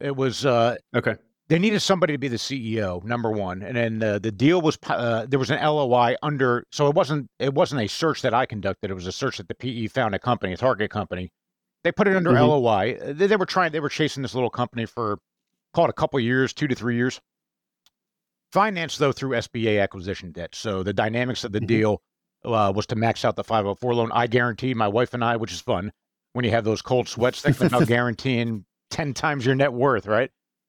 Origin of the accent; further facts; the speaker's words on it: New Jersey, United States; literally about five miles from where I grew up in New Jersey.